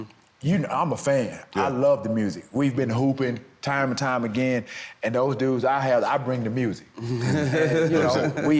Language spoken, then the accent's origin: English; the South, United States; I'm from the South